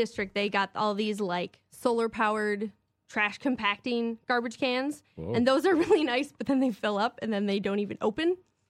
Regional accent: Minneapolis, Minnesota, United States; And then I'm from Minneapolis, and there's Acme there, which is amazing.

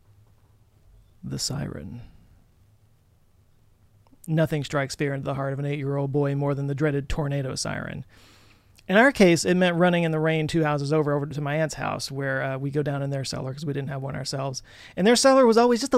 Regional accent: Texas, United States; Growing up in Texas

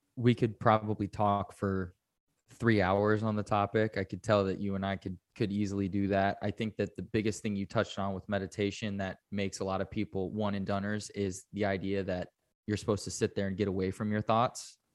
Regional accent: United States

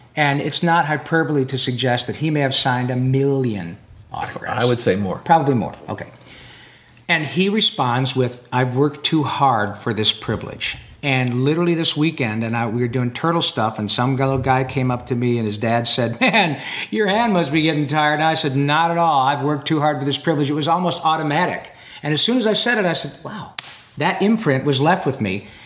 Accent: Detroit, Michigan, United States; my hometown, Detroit, Michigan

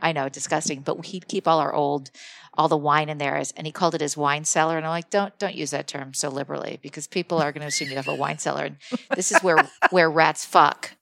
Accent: Morristown, New Jersey, United States; I'm from New Jersey

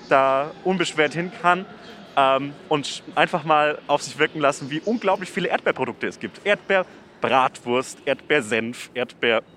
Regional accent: Nuremberg, Bavaria, Germany; meine Heimat, nämlich ah. Nürnberg-Knoblauchsland.

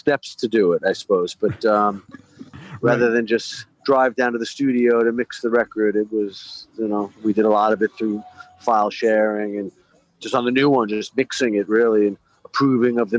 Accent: Massapequa, New York, United States; moved away as an adult; also born or lived in England; now in West Hollywood, United States; We're all from Massapequa on Long Island, and we formed in school, just out of school

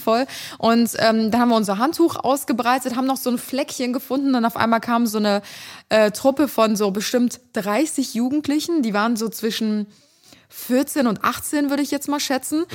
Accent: Cologne, North Rhine-Westphalia, Germany; bei uns in Kölle

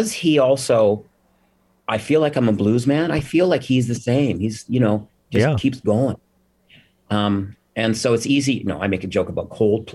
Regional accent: Alberta, Canada; moved away; I come from cowboys. I come from Alberta

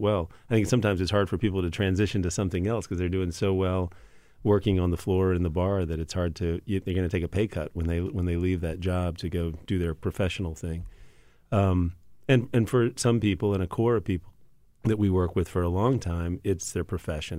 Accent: Louisiana, United States; Growing up in Louisiana and, you know, an Italian grandma in Louisiana

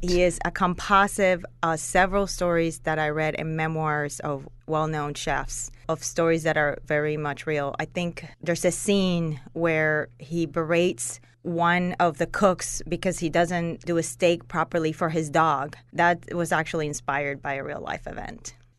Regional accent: Puerto Rico; moved away as an adult; also born or lived in Norcross, Georgia; now in Atlanta, United States; I grew up and I was raised in Puerto Rico. I've been living in Atlanta

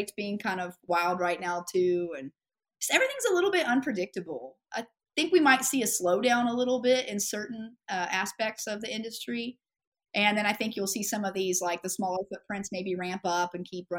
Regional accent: Ada, Oklahoma, United States; now in Oklahoma City, United States; I was born in Ada, Oklahoma, which is southeastern Oklahoma

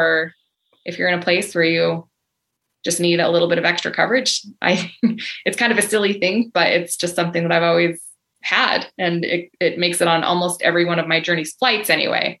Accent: United States; as an American traveler with a US passport

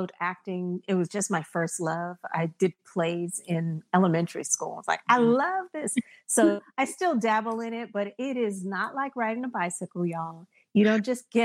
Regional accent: Berkeley, California, United States; I'm from Berkeley

